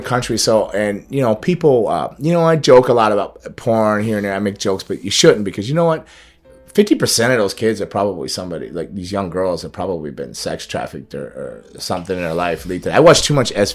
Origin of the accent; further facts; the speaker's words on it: Florida, United States; I grew up in Florida